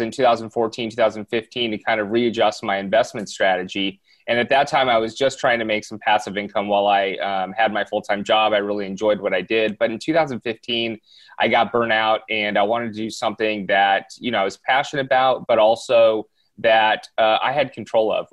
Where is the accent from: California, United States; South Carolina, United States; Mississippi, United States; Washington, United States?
California, United States; Southern; born and raised in Southern California, I still live out here